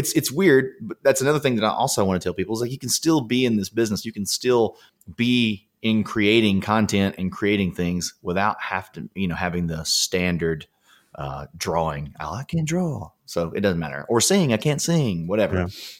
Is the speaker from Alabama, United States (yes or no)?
yes; Alabama, United States; born or raised there; now in Los Angeles, United States